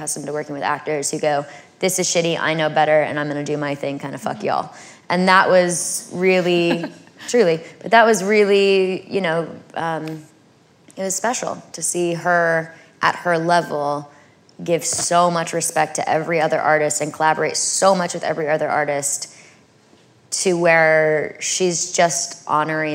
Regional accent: California, United States; I'm from California

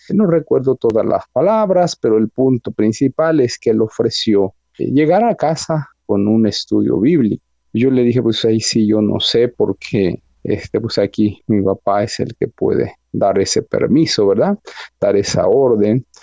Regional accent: Mexico City, Mexico; Yo nací en una de las colonias más ah, conflictivas hasta hoy de la Ciudad de México, la delegación Iztapalapa

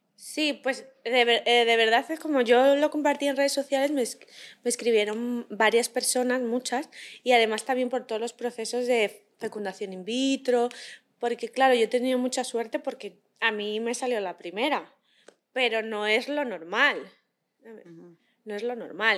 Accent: a town 40 km from Madrid, Community of Madrid, Spain; cuando yo era adolescente, yo estaba en el coro de la iglesia de mi pueblo, que está a 40 kilómetros de Madrid

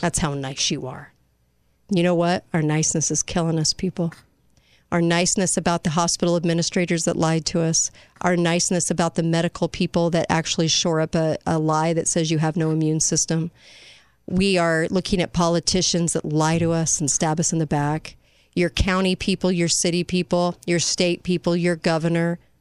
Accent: United States; I'm American

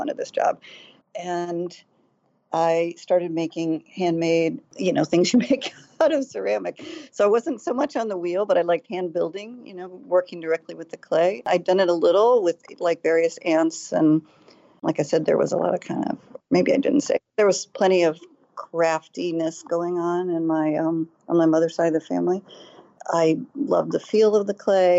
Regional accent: United States; I grew up outside of Washington

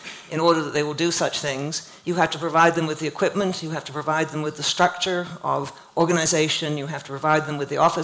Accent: Canada; I grew up in Canada

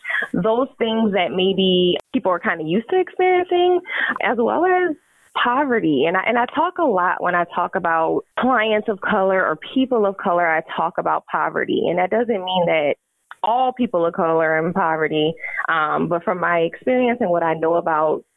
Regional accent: Louisiana, United States; We know we're both from Louisiana

